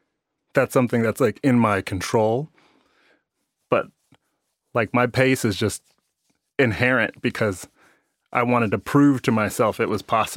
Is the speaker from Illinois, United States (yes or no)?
yes; Chicago, Illinois, United States; I'm from Chicago. It's like the black kid